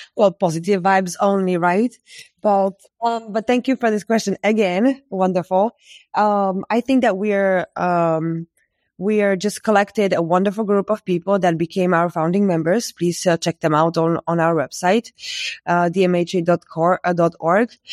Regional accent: Bratislava, Bratislava Region, Slovakia; also born or lived in Berlin; I am from Slovakia, in Bratislava, where I am based right

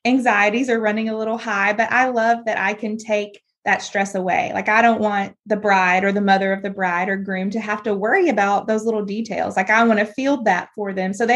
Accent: Bryant, Arkansas, United States; I grew up in Bryant, Arkansas, just, you know, around just outside of Little Rock

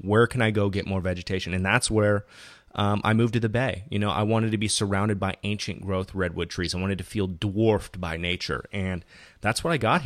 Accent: Fountain Valley, California, United States; I'm from Southern California, specifically Fountain Valley, which is adjacent to Huntington Beach

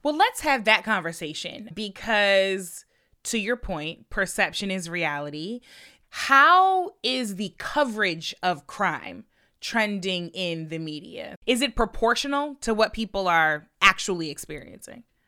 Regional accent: St. Louis, Missouri, United States; My hometown of St. Louis, full of creative, beautiful people

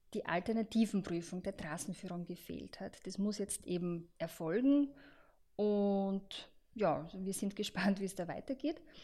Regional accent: Austria; bei uns in Österreich

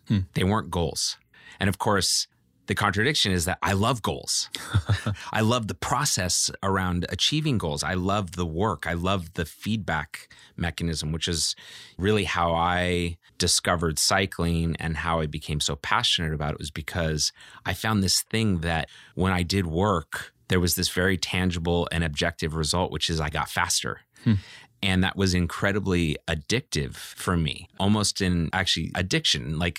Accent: Walnut Creek, California, United States; also born or lived in Oakland; I grew up in Walnut Creek, California, okay. You know, after living in Oakland as a young child.

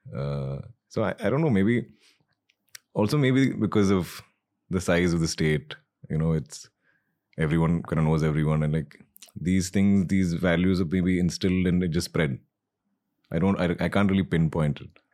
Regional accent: Malayali, Kerala, India

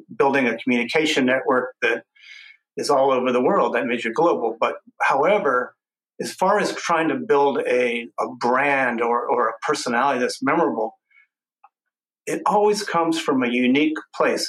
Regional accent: Texas, United States; growing up in Texas

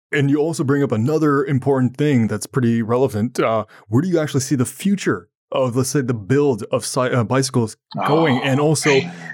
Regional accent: Ottawa, Ontario, Canada; I'm from Ottawa, Ontario, Canada, and sometimes we get snow

